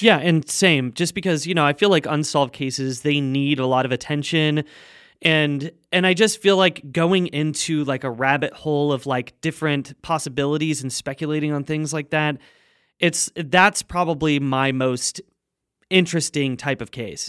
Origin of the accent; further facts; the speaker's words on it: Junction City, Oregon, United States; now in Los Angeles, United States; It's called Junction City. It's a little farming town. I think there's, like, nine thousand people in the town or something like that. But, uh, yeah, that's where I grew up